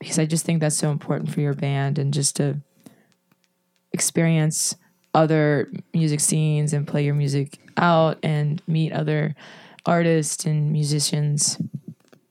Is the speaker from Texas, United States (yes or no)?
no; Baldwin, Pennsylvania, United States; also born or lived in Penn Hills, Pennsylvania; I grew up in Penn Hills until I was five, and then moved to Baldwin